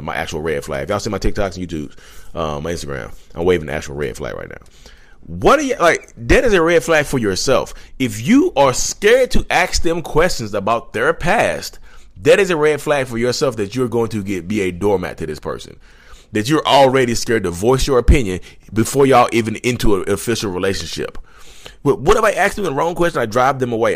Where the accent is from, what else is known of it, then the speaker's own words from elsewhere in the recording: Reidsville, North Carolina, United States; I'm from Reedsville, North Carolina.